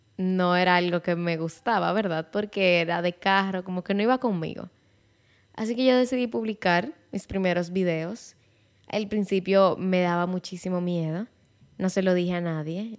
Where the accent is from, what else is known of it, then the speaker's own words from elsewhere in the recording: Santiago de los Caballeros, Santiago, Dominican Republic; first language Spanish; yo soy dominicana de Santiago de los Caballeros